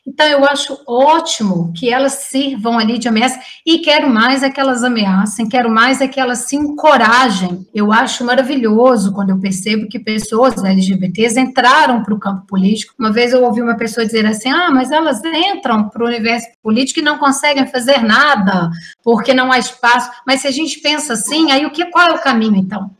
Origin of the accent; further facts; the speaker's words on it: Juiz de Fora, Minas Gerais, Brazil; moved away; Juiz de Fora, que é a minha cidade natal